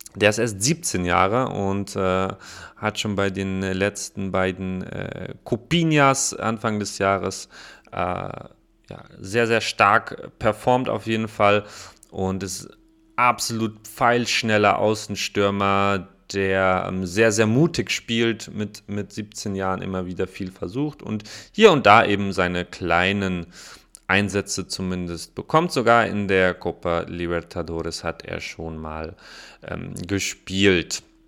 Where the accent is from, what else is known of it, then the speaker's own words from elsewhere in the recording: Koblenz, Rhineland-Palatinate, Germany; meiner Heimatstadt Koblenz